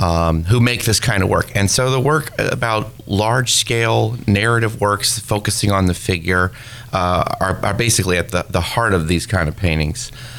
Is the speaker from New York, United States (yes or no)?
no; Santa Cruz, California, United States; Santa Cruz, California.